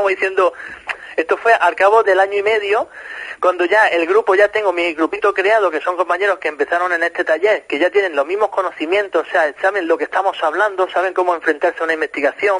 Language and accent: Spanish; Granada, Andalusia, Spain; moved away as an adult; also born or lived in Málaga; now in Nerja, Spain; yo soy de Granada, aunque llevo seis años trabajando en Málaga y viviendo en Nerja